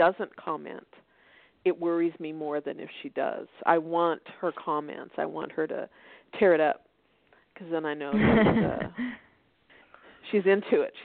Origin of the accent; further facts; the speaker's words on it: Denver, Colorado, United States; moved away as an adult; now in Fort Worth, United States; Well, I'm in Fort Worth. I'm originally from Denver, but ended up in Fort Worth raising two boys and have stayed here.